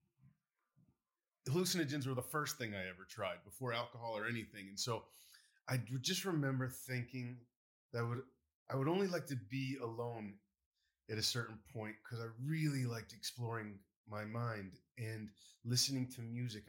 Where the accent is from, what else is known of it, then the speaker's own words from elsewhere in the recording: Baytown, Texas, United States; I grew up in Baytown